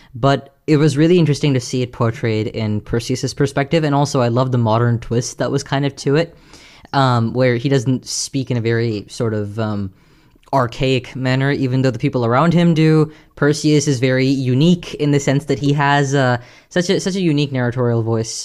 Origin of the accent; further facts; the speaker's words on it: Houston, Texas, United States; I'm from Texas, and uh, I'm from a, the part of Texas which we get a bunch of hurricanes. I'm from Houston